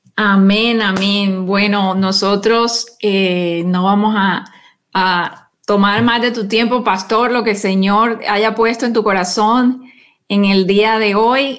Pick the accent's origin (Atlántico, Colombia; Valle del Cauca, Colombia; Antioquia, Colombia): Atlántico, Colombia; Barranquilla; moved away; es mi tierra también natal